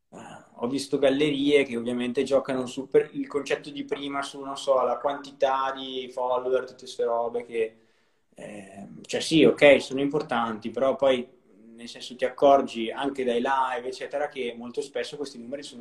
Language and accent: Italian; Brescia, Lombardy, Italy; io sono di Brescia, ho studiato a Milano e poi sono tornato